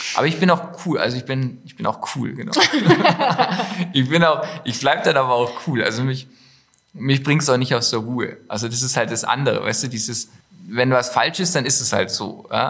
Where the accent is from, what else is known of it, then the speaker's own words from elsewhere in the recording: Stuttgart, Baden-Württemberg, Germany; moved away as an adult; now in Allgäu, Germany; Ich habe ja nur Allgäuer Wurzeln. Ja. Ähm, bin aber in der Großstadt aufgewachsen. Nein, ja, so groß ist nicht. In, äh, in Stuttgart